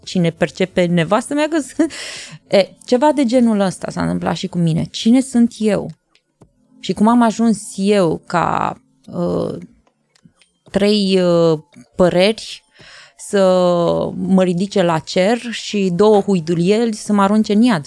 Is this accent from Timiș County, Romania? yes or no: no; Iași, Iași County, Romania; eu sunt o fată o fată totuși de la Iași